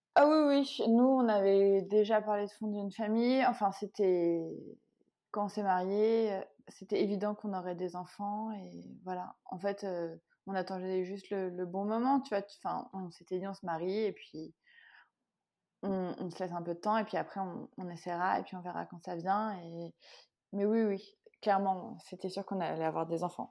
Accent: Paris region, Île-de-France, France; j'ai grandi en région parisienne

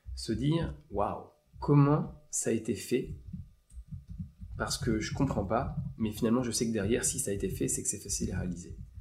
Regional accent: Eure-et-Loir, Centre-Val de Loire, France; je viens de l'Eure-et-Loire

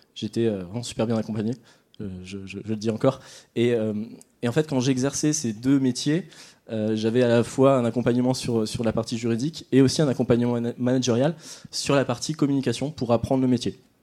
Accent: Nord, Hauts-de-France, France; toujours au Nord, vous aurez compris, je suis nordiste

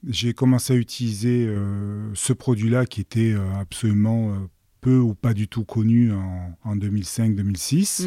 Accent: Marseille, Provence-Alpes-Côte d'Azur, France; je suis né à Marseille et j'ai jamais quitté la région

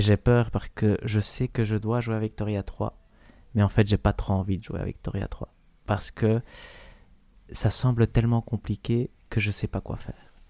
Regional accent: Belgium; on est belge

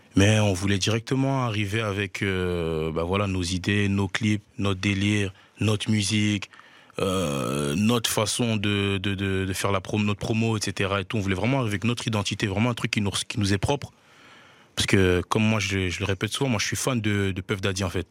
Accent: Liège, Wallonia, Belgium; j'ai grandi à Liège, dans le quartier de Hans, plus précisément

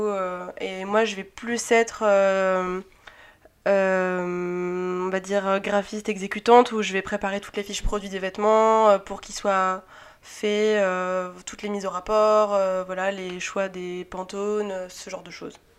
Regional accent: Antibes, Provence-Alpes-Côte d'Azur, France; also born or lived in Paris; now in Lyon, France; Je viens de Antibes

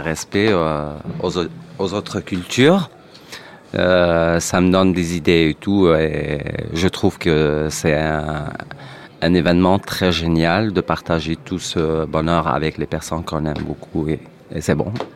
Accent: Algeria; moved away; moi, je suis algérien

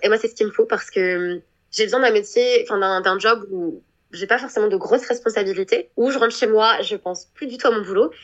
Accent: Annecy, Auvergne-Rhône-Alpes, France; first language French; moved away as an adult; also born or lived in Aix-les-Bains, Savoie; now in New Zealand; Je suis née en France. J'ai grandi dans les Alpes euh, en France, donc euh, j'ai grandi en Haute-Savoie puis en Savoie. Donc pour ceux qui connaissent, donc euh, j'ai grandi dans la magnifique ville d'Annecy

